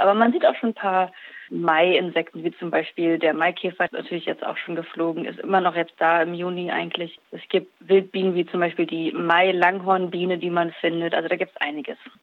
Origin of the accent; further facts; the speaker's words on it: Germany; bei uns in Deutschland